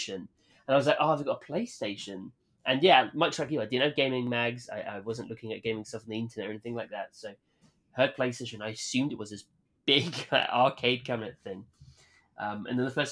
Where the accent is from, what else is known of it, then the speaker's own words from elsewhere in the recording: United Kingdom; my hometown in the UK